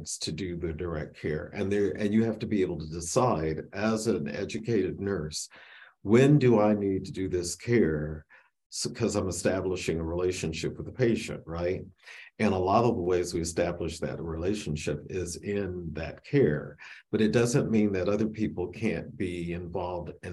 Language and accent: English; Michigan, United States; I grew up in Michigan